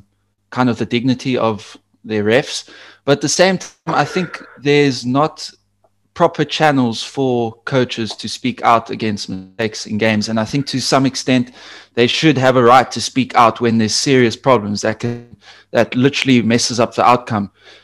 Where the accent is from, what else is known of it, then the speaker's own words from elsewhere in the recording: South Africa; I'm South African